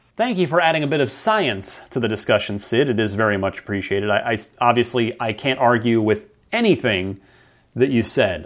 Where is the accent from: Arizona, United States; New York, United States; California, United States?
Arizona, United States; also born or lived in New Jersey; after my family, we all moved out to Arizona